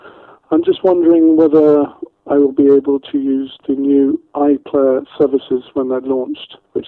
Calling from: Oakham, East Midlands, United Kingdom; I'm calling from Oakham in Rutland.

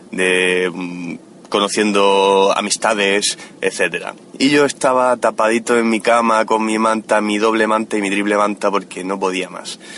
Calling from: Murcia, Region of Murcia, Spain; Hola, sufridores. ¿Qué tal? … de Murcia.

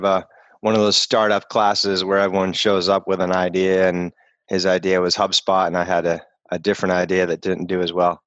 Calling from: Boston, Massachusetts, United States; I'm in Boston.

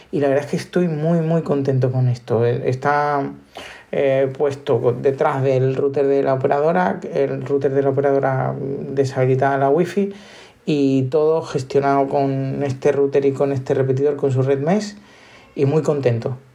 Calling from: Málaga, Andalusia, Spain; Eh, soy … de Málaga.

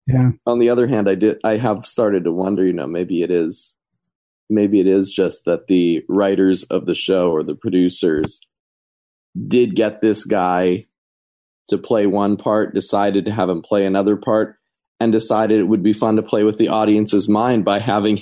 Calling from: Maryland, United States; I'm calling from Maryland.

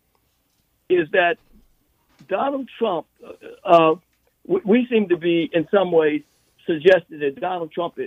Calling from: Washington, District of Columbia, United States; I'm calling from Washington, D.C.

